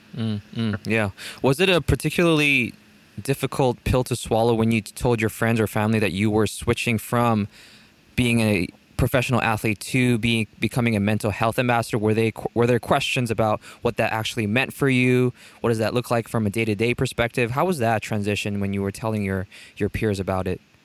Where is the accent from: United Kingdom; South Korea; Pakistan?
South Korea; I'm from South Korea